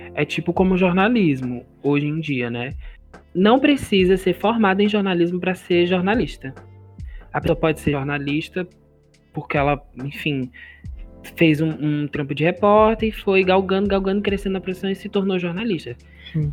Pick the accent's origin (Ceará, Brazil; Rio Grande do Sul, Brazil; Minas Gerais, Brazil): Ceará, Brazil; Fortaleza; todos nós somos de Fortaleza, né? Fortaleza, Ceará